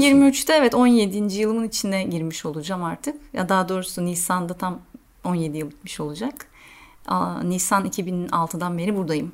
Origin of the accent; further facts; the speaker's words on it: Turkey; now in Athens, Greece; Evet diyorum Türk'üm